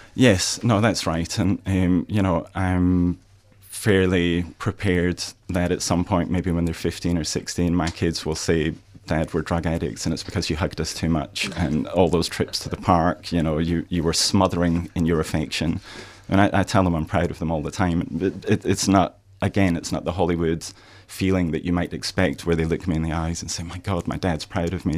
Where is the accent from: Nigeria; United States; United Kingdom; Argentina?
United Kingdom; Scotland; moved away as an adult; now in Australia; I'm from Scotland